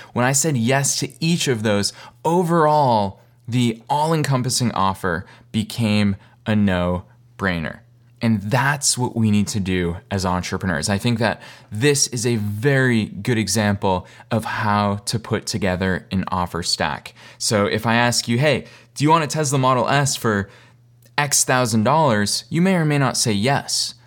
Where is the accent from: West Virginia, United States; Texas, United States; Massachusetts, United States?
Massachusetts, United States; Boston; moved away as an adult; also born or lived in East Coast; now in Los Angeles, United States; I'm originally from Boston.